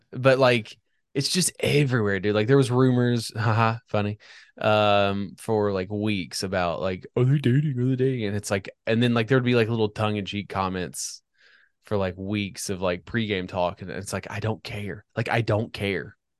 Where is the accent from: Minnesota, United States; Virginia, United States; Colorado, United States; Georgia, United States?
Virginia, United States; Northern; I grew up in Northern Virginia